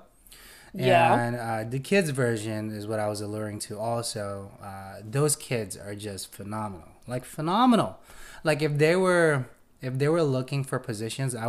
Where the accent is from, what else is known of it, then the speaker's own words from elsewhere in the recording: Philippines; now in United States; I'm not a U.S. native. I came from the Philippines